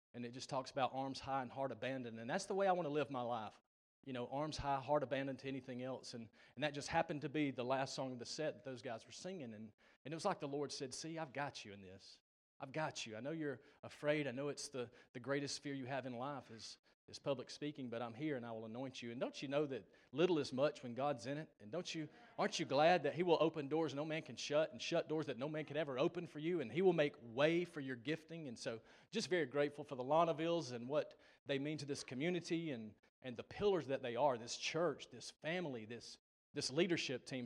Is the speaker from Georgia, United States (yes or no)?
yes; Gainesville, Georgia, United States; also born or lived in Dawsonville, Georgia; that's my hometown, Dawsonville, Gainesville, Georgia area, north of Atlanta.